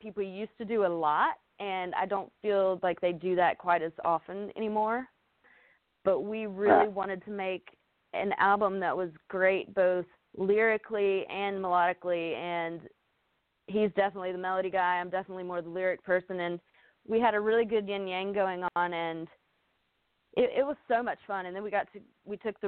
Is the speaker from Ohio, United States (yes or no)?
no; Spartanburg, South Carolina, United States; moved away; it's from my hometown, and so I've grown up listening to Southern Rock